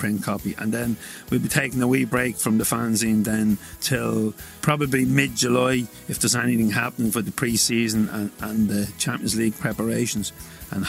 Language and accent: English; Drogheda, Leinster, Ireland; in Drogheda, my hometown